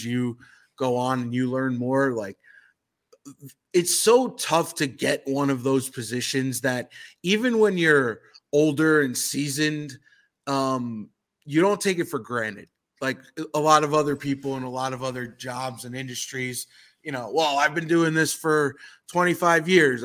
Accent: New York City, New York, United States; I grew up in New York City

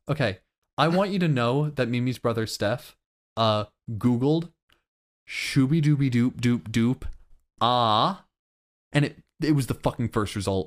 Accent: Florida, United States; I'm from Florida.

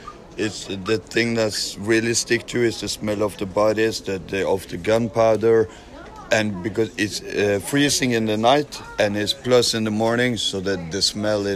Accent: Norway; From Norway

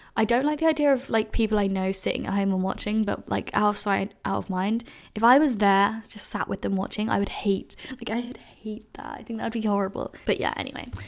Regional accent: London, United Kingdom; I've been asked so many times, "Where are you from?" And then I've said, "London,"

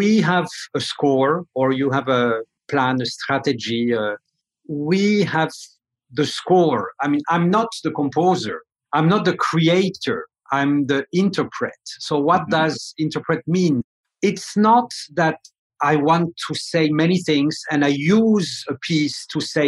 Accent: France; moved away; I come from France.

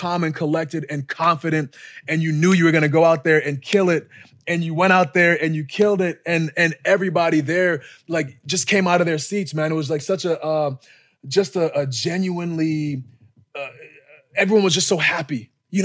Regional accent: Boston, Massachusetts, United States; moved away; in Boston, my hometown, like my backyard

